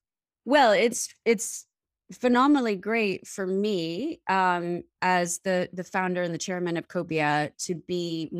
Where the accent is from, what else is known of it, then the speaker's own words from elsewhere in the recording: East Coast, United States; So originally I grew up on the East Coast of the United States.